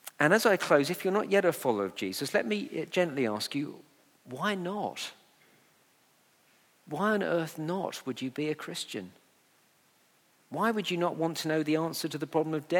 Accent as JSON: {"language": "English", "town": "Letchworth", "region": "East of England", "country": "United Kingdom", "tie": "born or raised there", "said": "my hometown of Letchworth"}